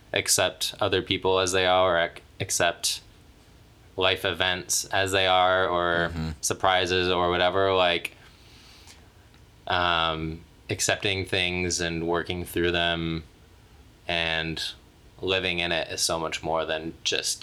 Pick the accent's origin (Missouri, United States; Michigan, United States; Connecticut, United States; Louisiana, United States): Michigan, United States; moved away as an adult; now in Los Angeles, United States; I walk down the streets of my hometown and people like shout gay things at me still